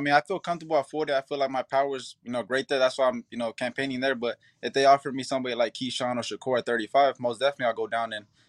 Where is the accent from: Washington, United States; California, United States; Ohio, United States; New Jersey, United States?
California, United States; Upland; I mean, I was born here in the United States, in Upland. But my father got Nicaragua blood in him and my mom got Mexican blood in her.